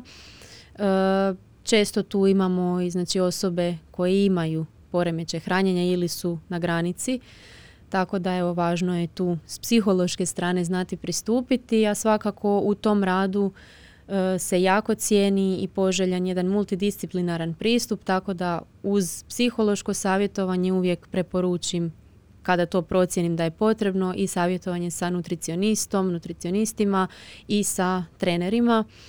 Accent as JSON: {"language": "Croatian", "country": "Croatia", "said": "tu kod nas u Hrvatskoj"}